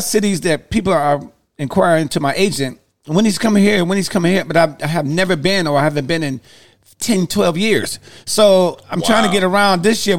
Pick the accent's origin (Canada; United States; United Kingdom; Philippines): United States; Detroit, Michigan; I'm from Detroit